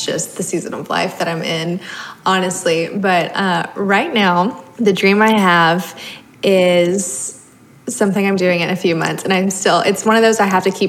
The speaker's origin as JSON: {"language": "English", "region": "the South", "country": "United States", "tie": "born or raised there", "said": "Growing up in the South, in the Bible Belt"}